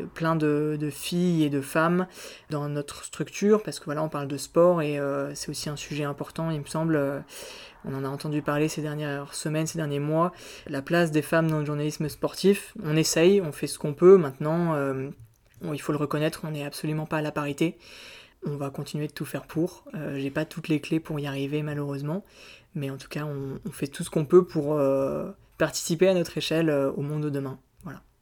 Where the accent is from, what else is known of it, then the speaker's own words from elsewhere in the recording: Auvergne-Rhône-Alpes, France; moved away as an adult; now in Aix-en-Provence, France; je viens d'Auvergne, je suis né en Auvergne